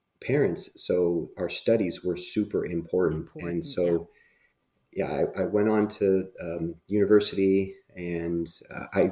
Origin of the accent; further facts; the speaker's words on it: Burbank, California, United States; I grew up in Southern California near Los Angeles and Burbank